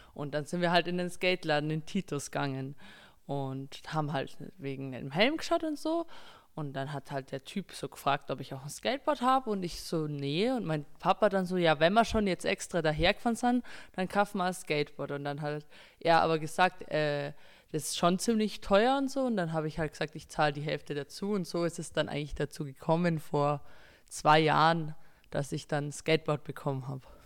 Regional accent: Berchtesgaden, Bavaria, Germany; ich bin 17 Jahre alt, bin aus Berchtesgaden

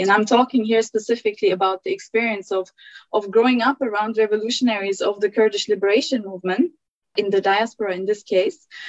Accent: Germany; also born or lived in Turkey; now in United Kingdom; I was born in Turkey, but I, I grew up in Germany

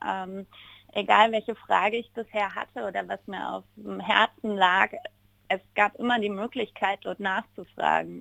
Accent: Ratingen, North Rhine-Westphalia, Germany; now in Tyrol, Austria; Ursprünglich bin ich aber aus Ratingen. Das liegt ja. zwischen Düsseldorf und Essen, also genau ja. zwischen Rheinland und dem Ruhrpott mhm. in Nordrhein-Westfalen.

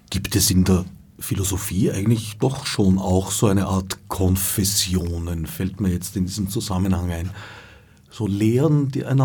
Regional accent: Vienna, Austria; ich bin am Stadtrand von Wien aufgewachsen, in einem Umfeld, das durchaus noch dörflich war zu diesem Zeitpunkt.

